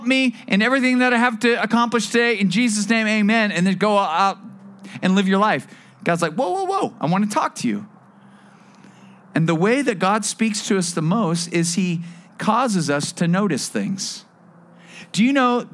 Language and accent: English; Bakersfield, California, United States; also born or lived in Las Vegas; now in Thousand Oaks, United States; I'm a desert guy. I grew up in Bakersfield